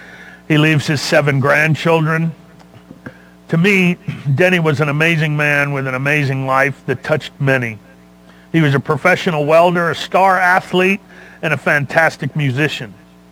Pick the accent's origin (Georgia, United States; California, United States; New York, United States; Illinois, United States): California, United States; Los Angeles; because we're from the same era. I was from Los Angeles